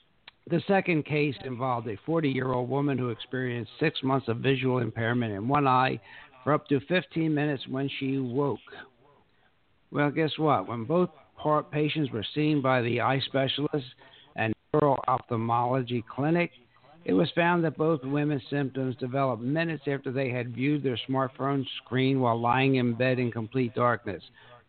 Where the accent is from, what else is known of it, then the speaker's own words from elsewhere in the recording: Pennsylvania, United States; now in Bonita Springs, United States; I came from, you know, north. I came from Pennsylvania. Now I live in a community, Bonita Springs, Florida